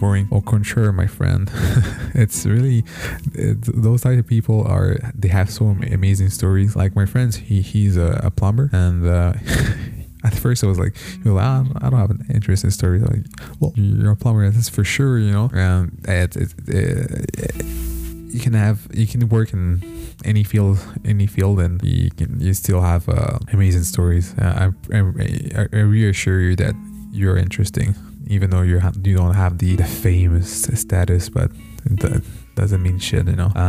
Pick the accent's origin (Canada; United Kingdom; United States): Canada; Montreal, Quebec; I was born in Montreal, here in Canada, so I'm a Canadian